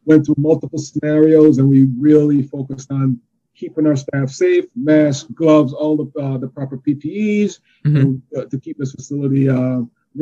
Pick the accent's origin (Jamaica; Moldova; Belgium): Jamaica; now in Yonkers, United States; I am from New York. I am Jamaican by birth, but I'm a New Yorker for over two decades